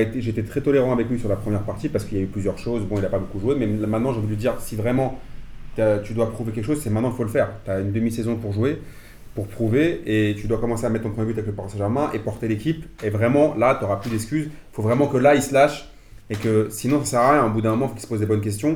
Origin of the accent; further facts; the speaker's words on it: Algeria; en tant qu'Algérien